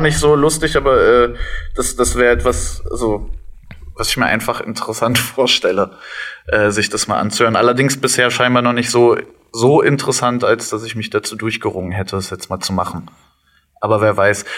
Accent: Cottbus, Brandenburg, Germany; also born or lived in Leverkusen; also ich bin in Leverkusen mhm. geboren und in Cottbus aufgewachsen. Wir sind nach Cottbus gezogen, da war ich, glaube ich, zehn

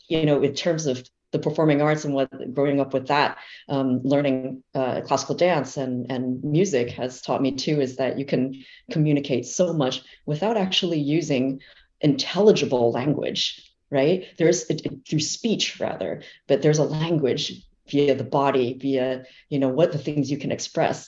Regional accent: Fremont, California, United States; I am from the San Francisco Bay Area, actually. I was born in Fremont, California

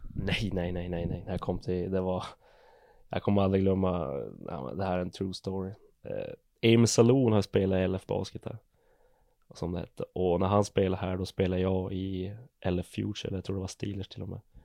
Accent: Sockenträsk, Norrbotten County, Sweden; also born or lived in Gävle; Jag är född i Gävle. Och jag flyttade till Sockenträsk när jag var två, två och ett halvt.

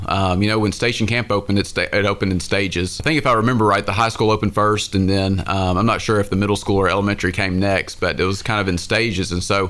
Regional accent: Hendersonville, Tennessee, United States; grown up in Sumner County, born and raised here. It's very rare to find a native Sumner County person these days. Born and raised in Hendersonville on Saundersville Road.

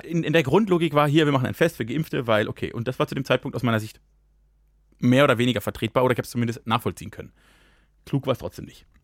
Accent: Germany; moved away; ich komme ja fast aus Frankreich

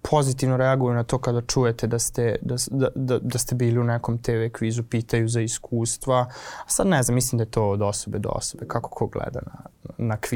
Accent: Novi Sad, Vojvodina, Serbia; kod nas u Novom Sadu

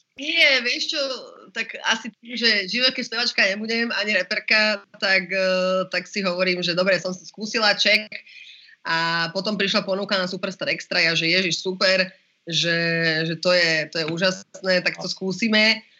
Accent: Slovakia; som Slovenka a chcem žiť na Slovensku a mám Slovaka frajera

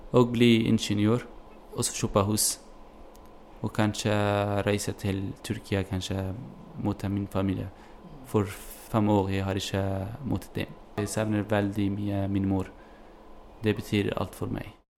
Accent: Kobani, Aleppo Governorate, Syria; Norwegian is a second language; moved away as an adult; also born or lived in Turkey / Greece; now in Bergen, Norway; Jeg er fra, jeg er fra Kobani. Eh, denne byen eh, blir eh, angrepet av IS. Og så det, denne byen blir helt eh, ødelagt. Hjembyen min helt ødelagt.

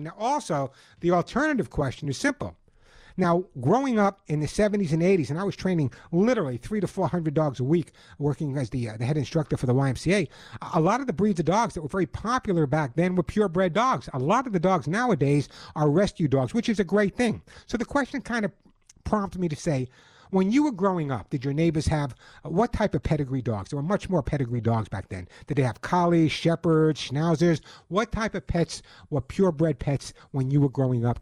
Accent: Long Island, New York, United States; when I was growing up on Long Island

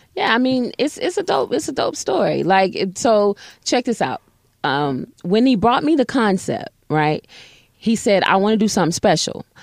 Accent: Atlanta, Georgia, United States; also born or lived in Little Rock, Arkansas; I was raised in Atlanta

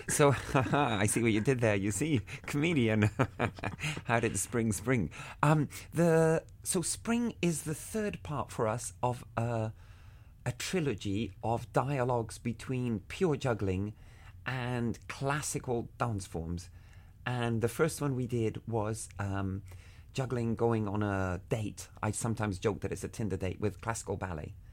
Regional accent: Havana, Cuba; When I was a kid, I grew up in Havana

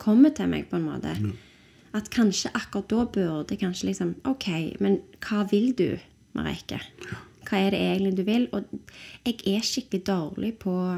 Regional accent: Stavanger, Rogaland, Norway; also born or lived in London, United Kingdom; søkte jeg på konservatoriet hjemme i Stavanger

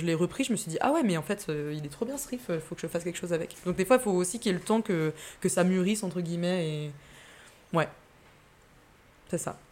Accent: Massif des Bauges, Auvergne-Rhône-Alpes, France; j'ai passé mon enfance là-bas, ouais, mon enfance, mon adolescence. J'étais à l'école, au collège, là-bas

